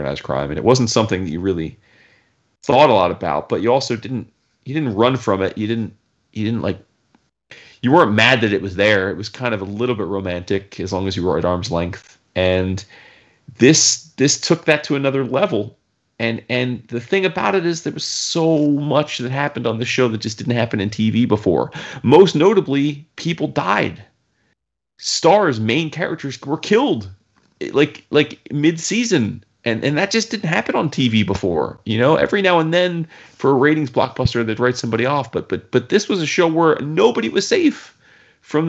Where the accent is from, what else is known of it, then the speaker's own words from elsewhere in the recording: New Jersey, United States; growing up, born and raised in Jersey